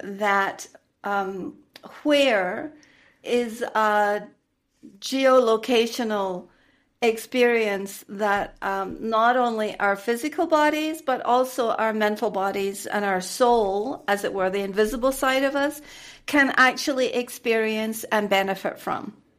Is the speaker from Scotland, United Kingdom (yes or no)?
yes; Scotland, United Kingdom; accent: Scottish; moved away as an adult; also born or lived in London / Cameroon / Dubai / United States; now in Mexico; I am a native Scot. I am from Scotland